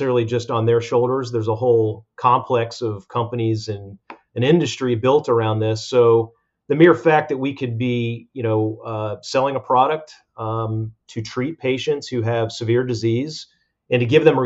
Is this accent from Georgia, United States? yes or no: yes; Atlanta, Georgia, United States; also born or lived in Hollywood, Florida; originally from Hollywood, Florida. My dad took a transfer to Atlanta in the mid-70s, and we moved to Atlanta, Georgia. And I'd spent my entire school-age years in Atlanta.